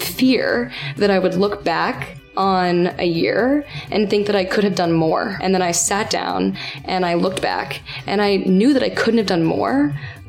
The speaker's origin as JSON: {"language": "English", "town": "Austin", "region": "Texas", "country": "United States", "tie": "born or raised there", "also_born_or_lived": "Chicago, Illinois", "moved": "as an adult", "lives_now": "New York City, United States", "said": "I am from Austin, Texas."}